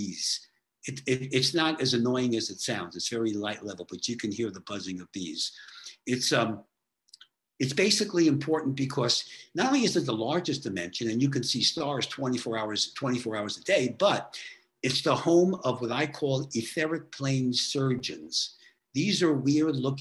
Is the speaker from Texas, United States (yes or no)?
no; New York, United States; I'm from New York